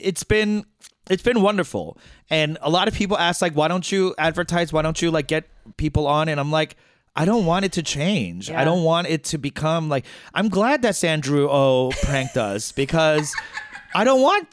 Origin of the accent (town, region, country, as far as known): New York, United States; accent: Korean American; Flushing girl; first language Korean; English is a second language